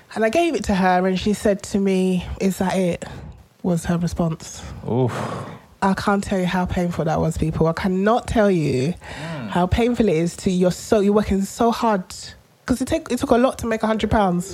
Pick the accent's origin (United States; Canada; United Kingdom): United Kingdom; London; as a child, you know, I grew up in Tottenham